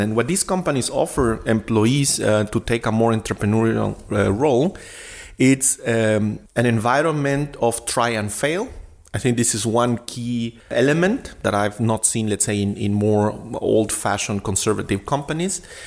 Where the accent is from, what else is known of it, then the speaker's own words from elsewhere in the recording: Guatemala City, Guatemala Department, Guatemala; English is a second language; now in Berlin, Germany; I was uh, born and raised in Guatemala City in Latin America